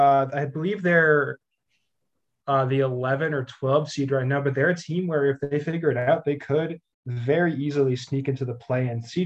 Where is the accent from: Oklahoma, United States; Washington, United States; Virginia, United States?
Washington, United States; Seattle; I'm from Seattle, so I have a bit of a mixed history with OKC.